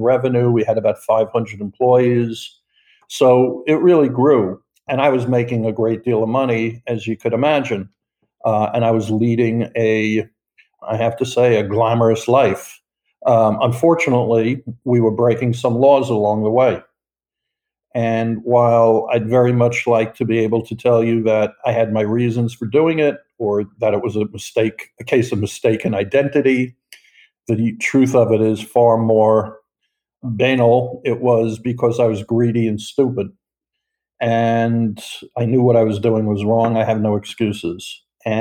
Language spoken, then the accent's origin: English; New York, United States; moved away as an adult; also born or lived in South Florida; I am from New York